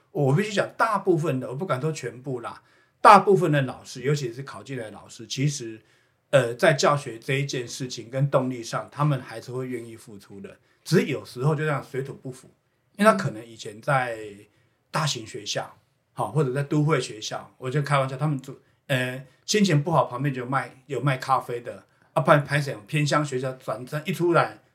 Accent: Houtong mining area, New Taipei, Taiwan; 我自己本身小时候就是在侯同矿区侯同。长大的

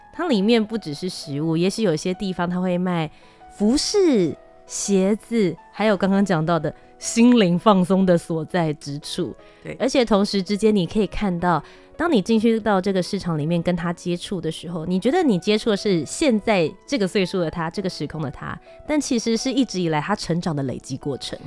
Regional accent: Taiwan; 身为台湾人到国外去

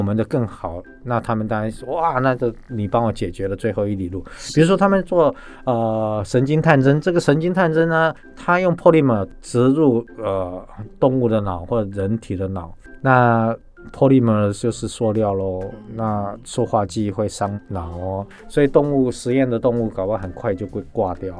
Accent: Taiwan; 但是我们台湾人快乐的时候就挤进那个电缆车

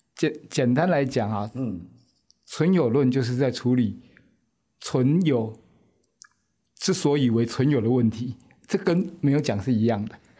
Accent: Taiwan; also born or lived in France; 我们台湾人

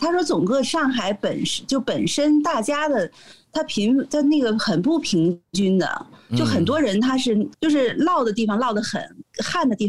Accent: United States; 我们都是美国人，都是美国护照的持有者

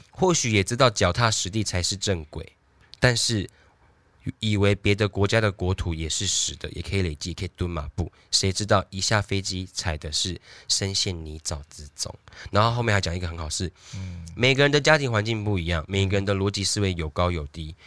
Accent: Taiwan; 我们台湾人

